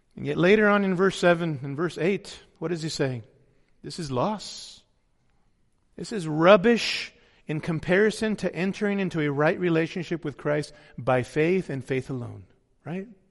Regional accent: United States

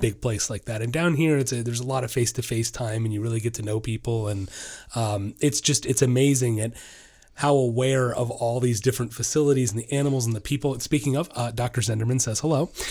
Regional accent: Orlando, Florida, United States; I'm from Orlando

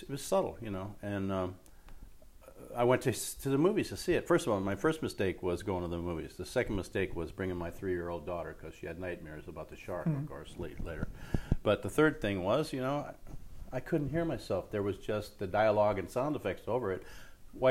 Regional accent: Los Angeles, California, United States; also born or lived in Cleveland, Ohio; before I was even 1 year old, my folks moved out to L.A., so I'm a California boy.

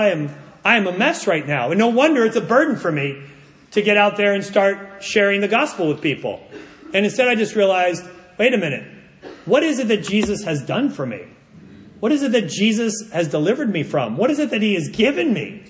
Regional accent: United States; I'm an American living in the most individualistic society

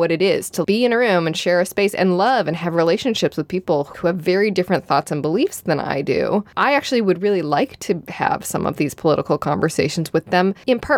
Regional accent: Midwest, United States; But like I said, I'm from the Midwest where we are passive aggressive and polite, so we talk about other things and pass each other the peas

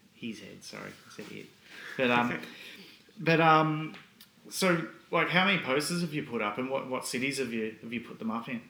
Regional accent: Australia; where are you from and you say oh Australia

